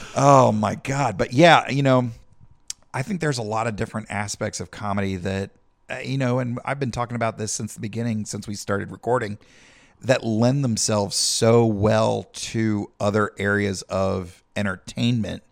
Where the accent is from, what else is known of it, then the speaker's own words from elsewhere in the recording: South Carolina, United States; we come from Podunk, South Carolina